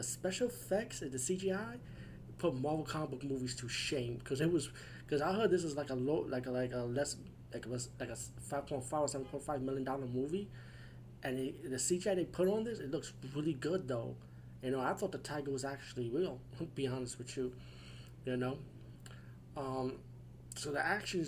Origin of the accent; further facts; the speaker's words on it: United States; I'm from the USA